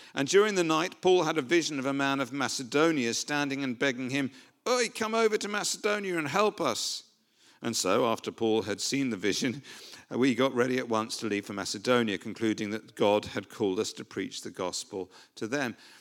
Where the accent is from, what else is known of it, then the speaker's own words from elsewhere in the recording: United Kingdom; we're, we're British